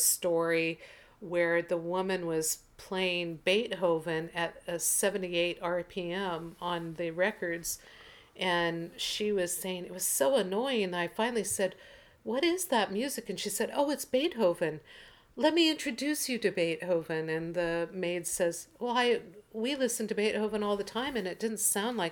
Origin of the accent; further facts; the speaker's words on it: Portland, United States; moved away; Portland, which is my birth town and hometown in my mind.